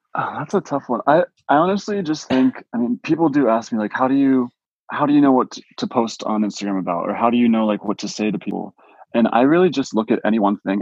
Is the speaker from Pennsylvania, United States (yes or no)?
yes; Pittsburgh, Pennsylvania, United States; also born or lived in Erie, Pennsylvania; I grew up in Pittsburgh